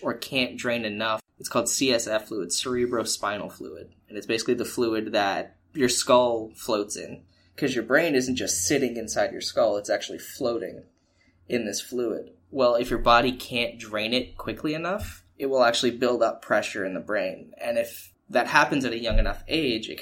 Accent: Pensacola, Florida, United States; also born or lived in Tampa, Florida; I was born here in Pensacola, and then I lived here till the age of, I believe, 6 years old

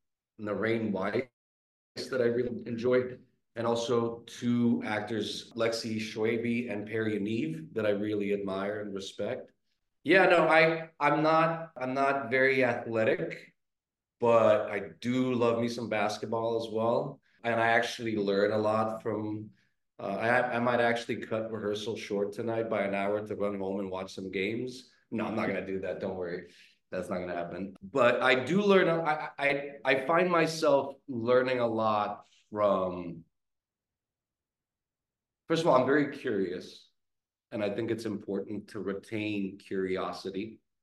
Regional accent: Romania; moved away; I grew up in Romania

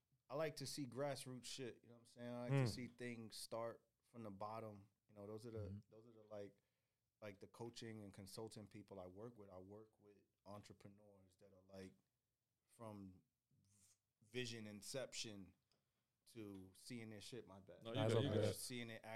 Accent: New York City, New York, United States; I grew up in the Bronx my whole life. Moved around a little bit

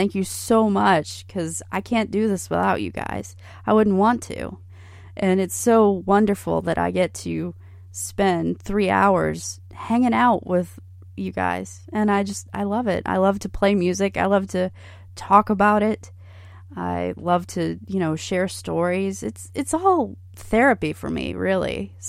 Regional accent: Hilton Head Island, South Carolina, United States; … is one of our favorite gems here on Hilton Head, and I'm so thankful I get to share my hometown's music with you guys.

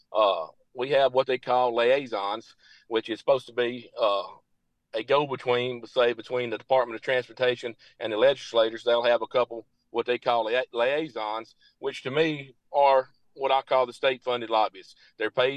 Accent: Marshall County, Tennessee, United States; Marshall County being my hometown

